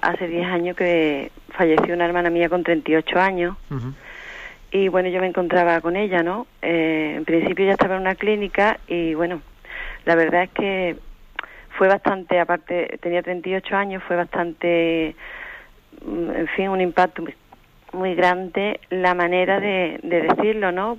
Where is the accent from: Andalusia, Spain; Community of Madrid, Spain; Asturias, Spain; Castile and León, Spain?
Andalusia, Spain; Seville; Soy de Sevilla